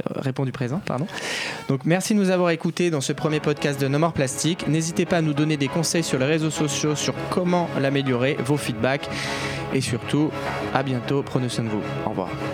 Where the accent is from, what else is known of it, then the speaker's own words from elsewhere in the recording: France; on est français